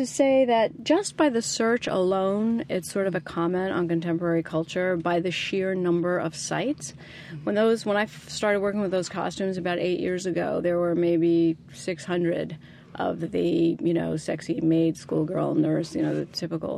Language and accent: English; New Jersey, United States; I grew up in New Jersey